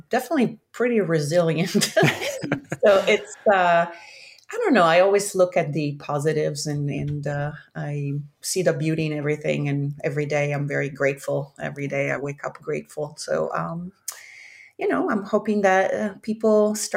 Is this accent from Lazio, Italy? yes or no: no; Milan, Lombardy, Italy; moved away as an adult; also born or lived in Africa / Central America; now in San Francisco, United States; I grew up in Milan in Italy, and I moved to the States when I was about 20 years old